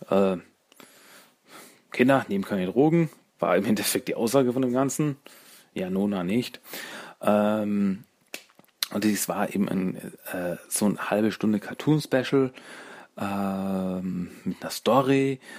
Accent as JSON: {"language": "German", "country": "Austria", "said": "Du, äh, ich, äh, ich bin aus Österreich."}